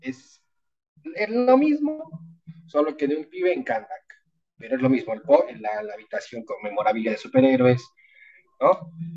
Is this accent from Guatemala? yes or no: no; Bolivia; soy boliviano